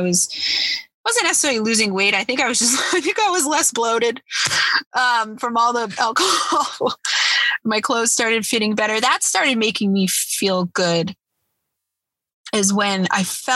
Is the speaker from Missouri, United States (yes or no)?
no; Boston, Massachusetts, United States; I'm from Boston, and Boston has a huge drinking problem, always has